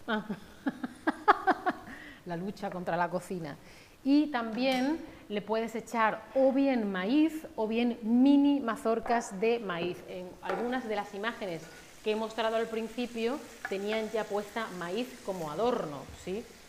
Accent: Spain; los dos somos españoles

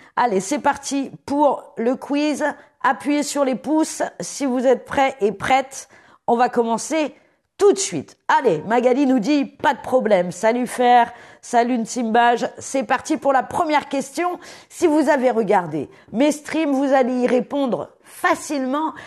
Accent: Paris, Île-de-France, France; J'ai grandi à Paris

